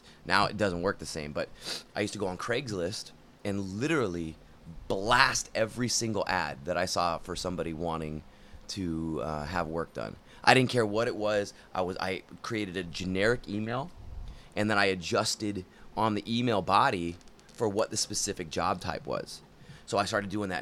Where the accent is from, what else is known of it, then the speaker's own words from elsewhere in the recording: Sacramento, California, United States; moved away as an adult; I was originally from Sacramento, and I moved here to go to art and film school